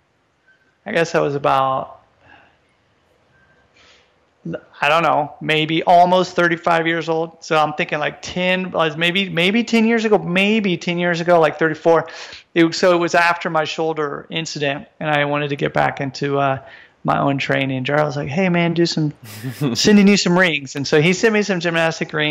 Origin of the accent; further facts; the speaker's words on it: United States; moved away as an adult; now in Japan; I'm originally from the United States.